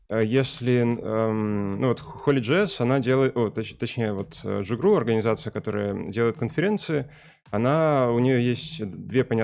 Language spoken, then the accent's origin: Russian; Kostyukovichi, Mogilev Region, Belarus; now in Saint Petersburg, Russia; Э, я сам родом из Белоруссии, э, если конкретнее из Костякович, маленького города. Э, и сейчас живу в Питере